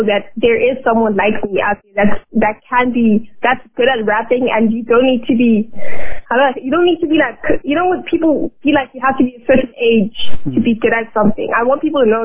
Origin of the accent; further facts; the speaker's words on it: South Africa; I'm from South Africa